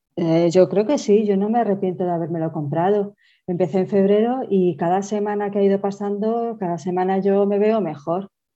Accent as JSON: {"language": "Spanish", "town": "Toledo", "region": "Castilla-La Mancha", "country": "Spain", "said": "soy de Toledo"}